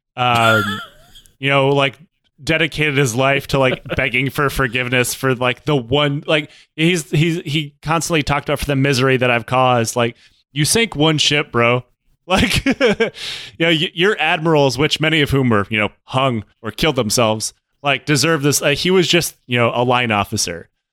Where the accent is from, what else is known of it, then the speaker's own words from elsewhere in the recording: Detroit, Michigan, United States; moved away; I'm from Detroit